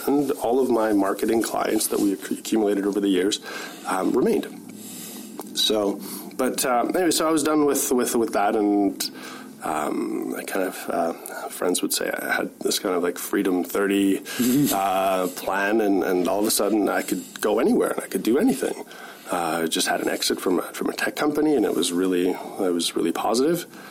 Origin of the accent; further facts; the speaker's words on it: Winnipeg, Manitoba, Canada; moved away as an adult; also born or lived in Kitchener-Waterloo; now in Kelowna, Canada; I grew up in Winnipeg